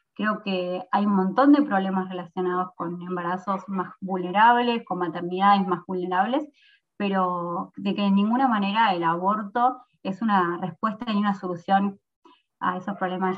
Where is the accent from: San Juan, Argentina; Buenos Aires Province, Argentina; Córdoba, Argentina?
Buenos Aires Province, Argentina; San Miguel; also born or lived in Mar del Plata; Yo soy de San Miguel